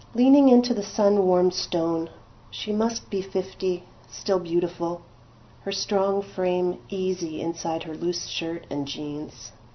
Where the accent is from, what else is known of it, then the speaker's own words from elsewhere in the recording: Montreal, Quebec, Canada; moved away; I grew up in Quebec as an Anglophone. I went to school in Protestant Westmount